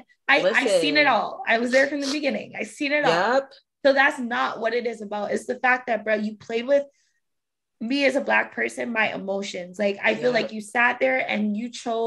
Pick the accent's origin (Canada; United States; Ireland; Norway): Canada; Toronto, Ontario; we're from Toronto